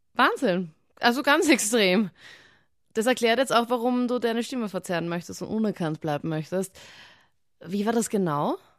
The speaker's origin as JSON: {"language": "German", "town": "Linz", "region": "Upper Austria", "country": "Austria", "tie": "born or raised there", "said": "in meiner Heimatstadt in Linz"}